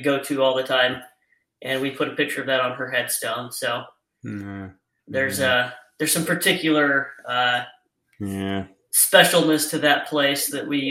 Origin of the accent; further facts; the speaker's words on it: Idaho, United States; moved away; I grew up in Idaho, so deer and elk is what I've hunted